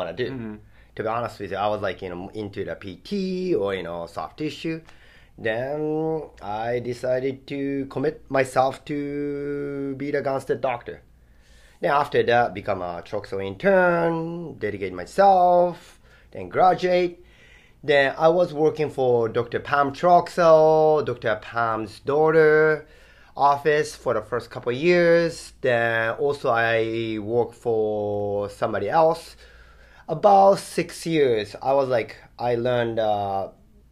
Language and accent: English; Japan; English is a second language; moved away as an adult; now in Hawaii, United States; my origin is Japan. So born and raised in Japan for first 20 years